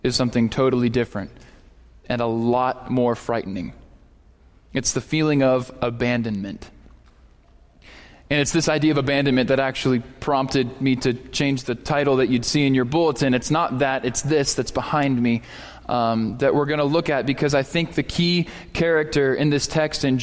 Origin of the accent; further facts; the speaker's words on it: Erie, Pennsylvania, United States; moved away as an adult; now in Texas, United States; When I grew up in Erie, Pennsylvania